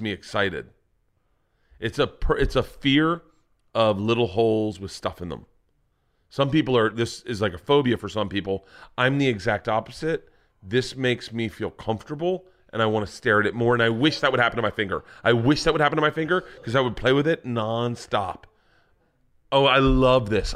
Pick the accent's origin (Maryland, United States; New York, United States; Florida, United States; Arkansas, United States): Florida, United States; Growing up in Florida